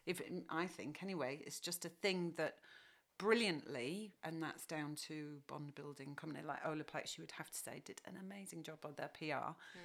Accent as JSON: {"language": "English", "country": "United Kingdom", "said": "You know, we're British, so Australia."}